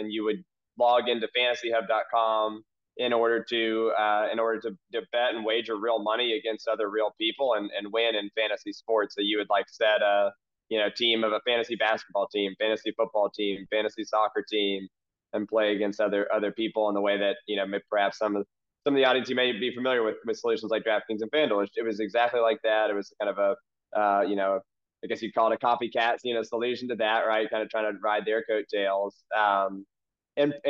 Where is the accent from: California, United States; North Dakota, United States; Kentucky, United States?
Kentucky, United States; Louisville; I'm from Louisville, Kentucky